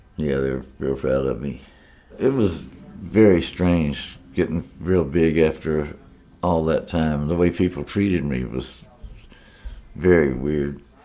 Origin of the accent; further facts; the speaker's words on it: Beaumont, Texas, United States; moved away; also born or lived in Leland, Mississippi; I'm originally from Beaumont